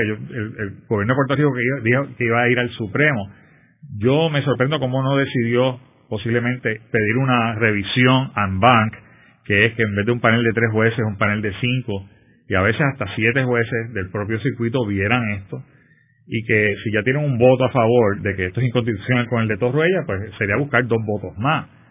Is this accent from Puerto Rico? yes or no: yes; Puerto Rico; somos un territorio de los Estados Unidos